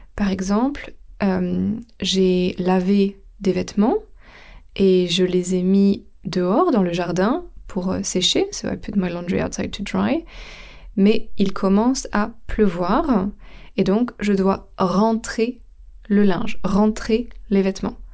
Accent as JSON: {"language": "French", "country": "France", "moved": "yes", "lives_now": "England, United Kingdom", "said": "je suis française, donc mon pays d'origine, c'est la France, mais mon pays où j'habite, c'est l'Angleterre"}